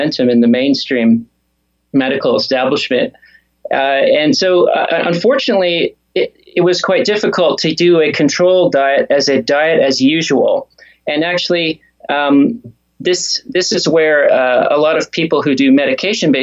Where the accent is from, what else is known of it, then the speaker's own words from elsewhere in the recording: Canada; moved away as an adult; also born or lived in Australia; I'm from Canada and I trained in Australia